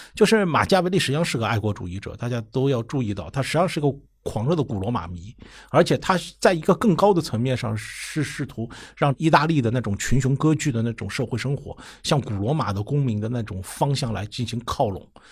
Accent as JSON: {"language": "Chinese", "country": "China", "said": "我们中国人比他们更诚实一点"}